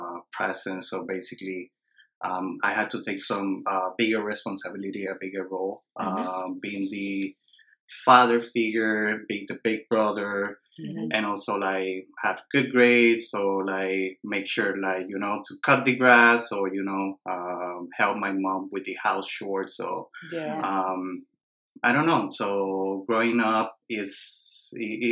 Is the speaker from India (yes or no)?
no; Puerto Rico; moved away as an adult; also born or lived in East Coast, United States; So I'm born and raised in Puerto Rico. So I grew up in the island